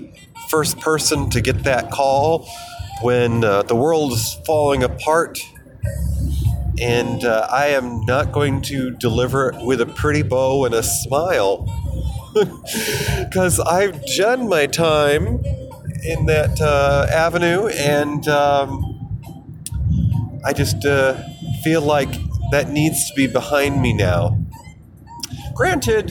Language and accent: English; New York, United States; moved away as an adult; also born or lived in Colorado; I moved across country back to my home state of New York from nearly a decade away, living in the centennial state of Colorado